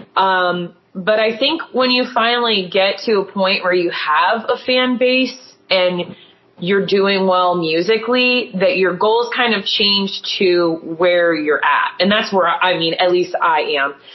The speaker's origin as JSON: {"language": "English", "town": "Erie", "region": "Pennsylvania", "country": "United States", "said": "We're from Erie, Pennsylvania"}